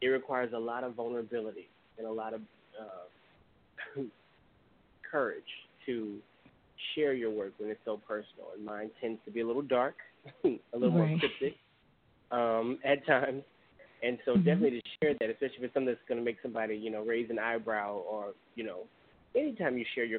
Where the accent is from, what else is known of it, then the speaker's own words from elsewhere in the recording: Baton Rouge, Louisiana, United States; moved away as an adult; now in Atlanta, United States; originally from the capital city, Baton Rouge, Louisiana. It's my hometown for most of my life.